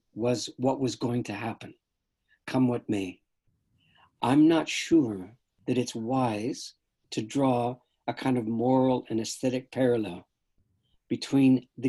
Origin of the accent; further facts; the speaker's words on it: Canada; I don't have a normal American consciousness because I'm a Canadian